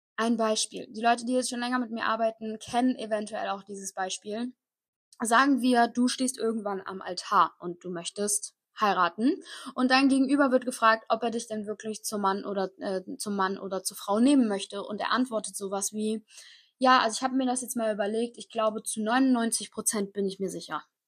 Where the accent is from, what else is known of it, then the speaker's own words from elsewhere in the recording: Koblenz, Rhineland-Palatinate, Germany; ich komme aus Koblenz, das ist so genau zwischen Köln und Frankfurt.